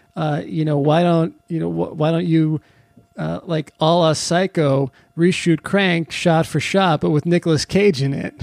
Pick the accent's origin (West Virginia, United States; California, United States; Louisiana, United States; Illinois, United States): California, United States; I grew up in California